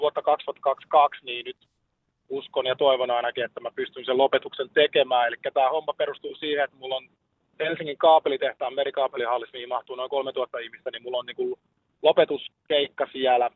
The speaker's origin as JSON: {"language": "Finnish", "town": "Lahti", "region": "Päijät-Häme", "country": "Finland", "said": "meillä Lahdessa"}